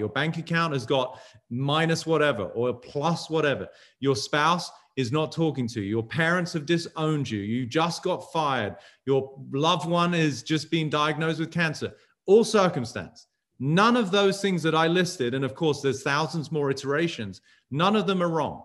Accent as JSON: {"language": "English", "region": "England", "country": "United Kingdom", "tie": "born or raised there", "moved": "yes", "lives_now": "United States", "said": "growing up in England"}